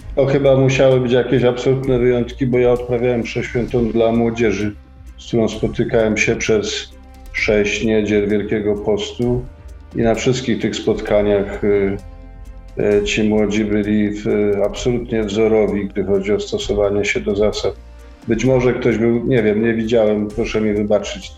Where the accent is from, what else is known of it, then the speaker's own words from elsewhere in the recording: Kraków, Lesser Poland, Poland; moved away as an adult; now in Łódź, Poland; jak ktoś żył w Krakowie 54 lata